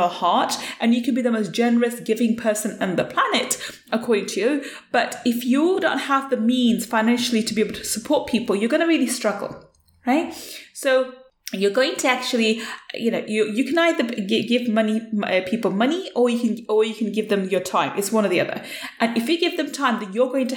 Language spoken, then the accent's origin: English; United Kingdom; as a British Asian young woman growing up, In UK, I was born in UK and I was brought up in UK